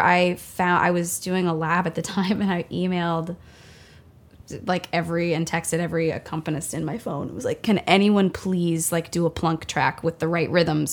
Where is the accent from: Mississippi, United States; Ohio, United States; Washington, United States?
Ohio, United States; Centerville; moved away; I'm from Centerville, Ohio. Which is a suburb of Dayton, Ohio. Born and raised.